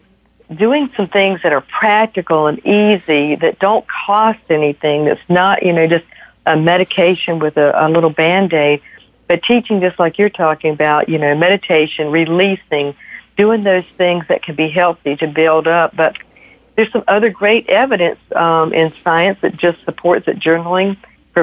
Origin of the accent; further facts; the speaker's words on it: the South, United States; I'm from the South and we're huggers